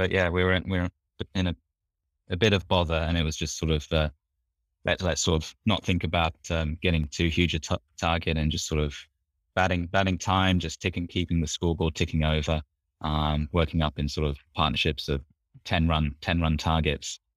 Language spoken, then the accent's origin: English; England, United Kingdom; you don't get too much of that uh, in the North Sea growing up in England.